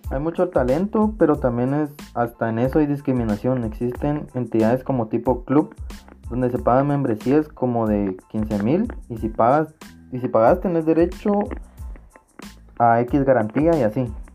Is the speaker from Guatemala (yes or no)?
yes; Guatemala; pienso yo como Chapín